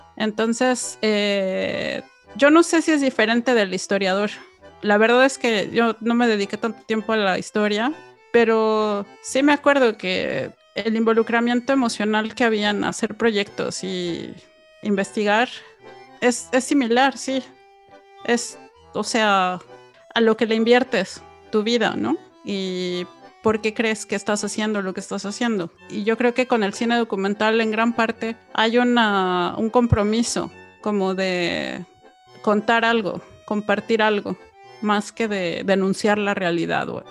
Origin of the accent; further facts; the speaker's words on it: Mexico; los que crecimos en México